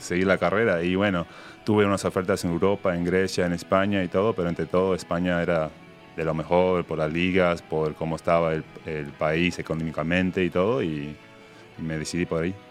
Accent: New York, United States; moved away as an adult; also born or lived in Uruguay / Spain; yo fui al high school a tres cuadras y es del Bronx ahí

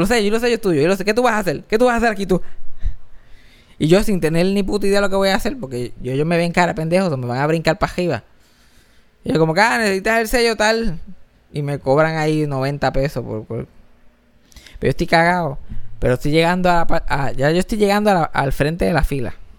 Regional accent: Puerto Rico

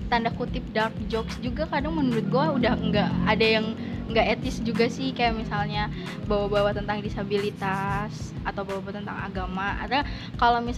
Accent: West Java, Indonesia; accent: Sundanese; ya aksen Sunda gua keluar ya

